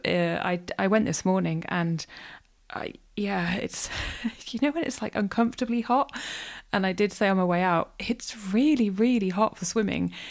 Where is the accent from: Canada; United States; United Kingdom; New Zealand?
United Kingdom; North Wales; moved away; I grew up in North Wales and, yeah, love being back there